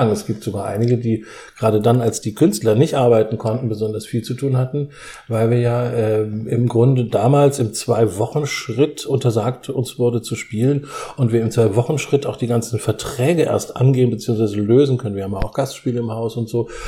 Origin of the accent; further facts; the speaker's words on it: Heidelberg, Baden-Württemberg, Germany; Also … ist mein Name. Ähm, ich komme aus